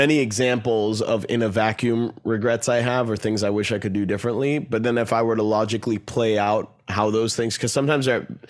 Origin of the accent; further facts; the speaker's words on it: Bethesda, Maryland, United States; And growing up in Bethesda, Maryland